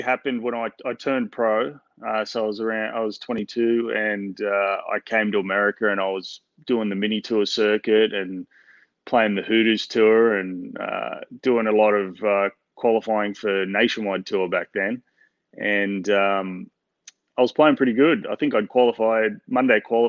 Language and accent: English; Newcastle, New South Wales, Australia; accent: Australian; also born or lived in Melbourne; I was born in Melbourne, but I'm pretty much a Novocastrian. I grew up in Newcastle